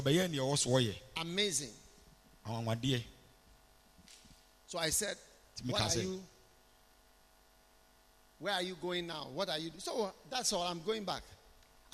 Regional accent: Ghana; we will not be standing here as a Ghanaian

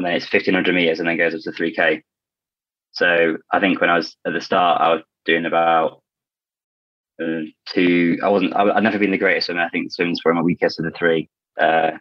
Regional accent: Ilkley, Yorkshire and the Humber, United Kingdom; I grew up in Ilkley, just like north of Leeds.

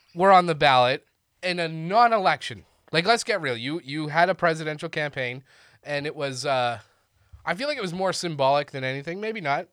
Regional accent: Canada; now in Austin, United States; as a Canadian

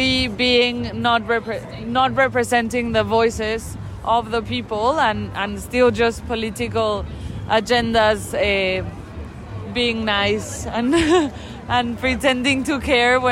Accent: Mexico; I'm from Mexico

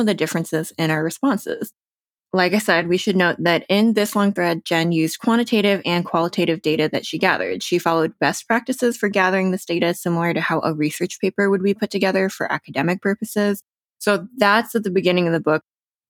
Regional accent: New Jersey, United States; now in Denver, United States; second generation Taiwanese American, born and raised in New Jersey

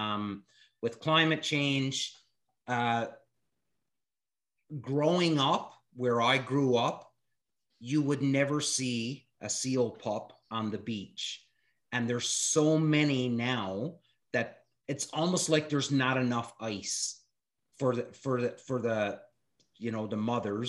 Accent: Newfoundland and Labrador, Canada; I'm from Newfoundland, where the seal hunt was such a major way of life

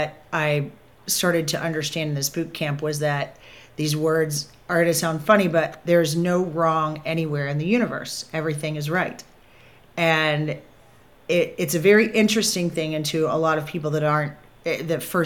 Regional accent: Kentucky, United States; I grew up in Kentucky, so really Southern upbringing

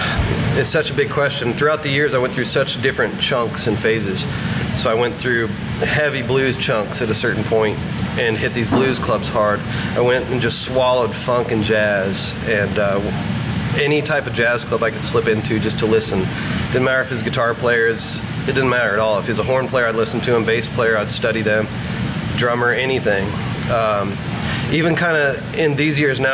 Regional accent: Carlinville, Illinois, United States; I grew up in a small farm town in central Illinois called Carlinville

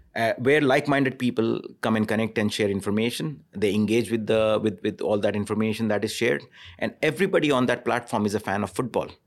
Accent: India; moved away; I grew up in India

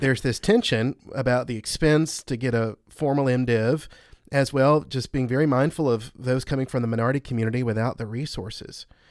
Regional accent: the South, United States; I grew up in the Jerusalem of all Jerusalems as a Christian in the South

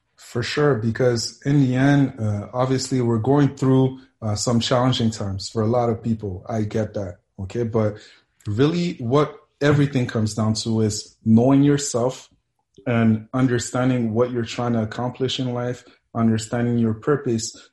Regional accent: Montreal, Quebec, Canada; also born or lived in Mississippi / Cameroon / Colorado; I grew up here in Montreal

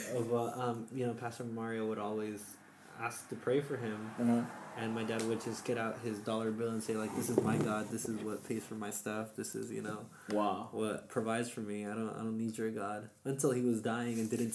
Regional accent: Managua, Nicaragua; born there; Yeah, I was born in Nicaragua, Managua, the Baptist hospital.

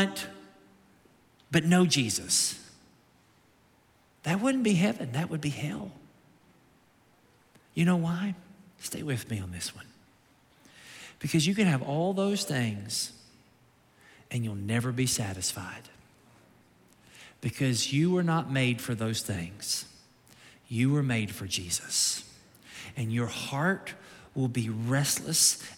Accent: Kentucky, United States; now in Naples, United States; I'm from Kentucky

